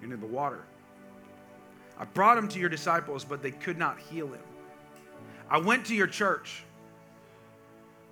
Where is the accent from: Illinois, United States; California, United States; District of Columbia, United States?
California, United States; I grew up in California, and I grew up part of my life on a farm